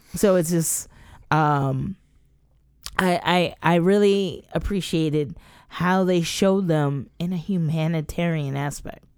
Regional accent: United States; I'm an American too

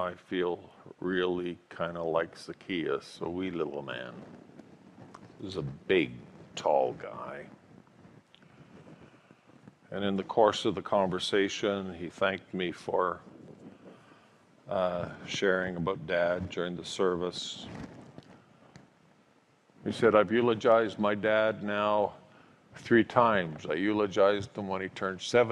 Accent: Calgary, Alberta, Canada; the family home I grew up in Calgary

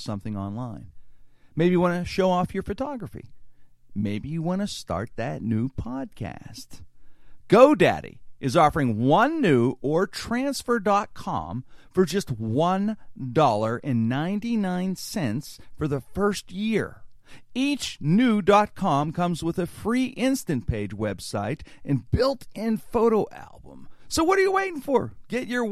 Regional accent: Pittsburgh, Pennsylvania, United States; my backyard here in my hometown, Pittsburgh

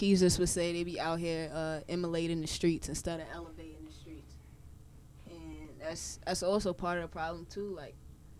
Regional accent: New York City, New York, United States; I'm from Harlem. I don't know how that really helps you to know me, but, you know, I'm from around the way, from the block, Lenox Ave, Uptown, on 43rd.

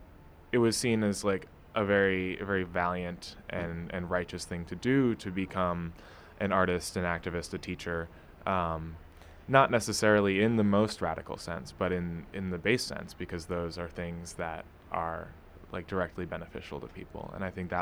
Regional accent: New York City, New York, United States; also born or lived in Cleveland, Ohio; I grew up in Brooklyn, in Fort Greene

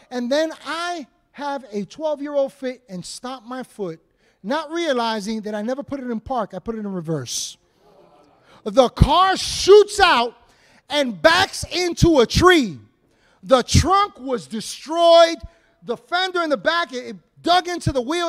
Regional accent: New York City, New York, United States; we grew up in Washington Heights in upper Manhattan

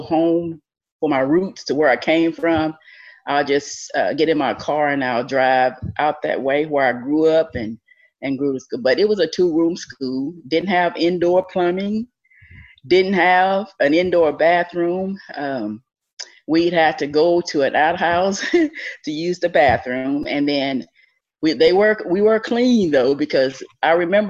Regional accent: Rutherford, Tennessee, United States; also born or lived in Dresden, Tennessee; I grew up in Rutherford, Tennessee.

